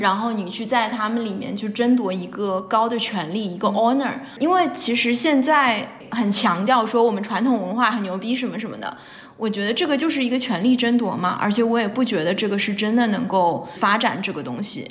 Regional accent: China; now in United States; 我作为一个华人编剧或者中国编剧在美国

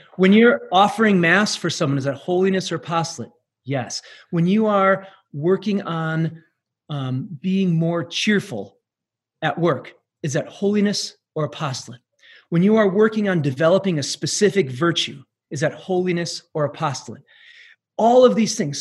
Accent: Manitowoc, Wisconsin, United States; I was born and raised in Manitowoc, Wisconsin, little little town in the uh, kind of northeast Wisconsin

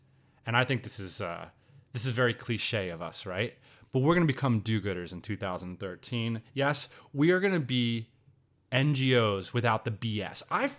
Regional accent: Pennsylvania, United States; I grew up in Central Pennsylvania, man.

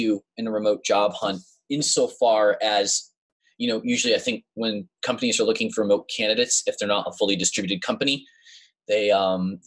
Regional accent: West Hartford, Connecticut, United States; moved away as an adult; now in Tulsa, United States; I was born and lived in West Hartford, Connecticut for pretty much my whole life

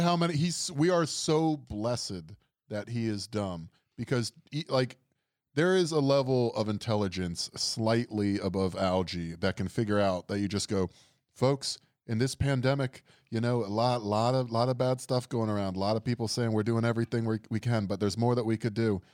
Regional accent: Fort Lauderdale, Florida, United States; I'm from Fort Lauderdale, Florida

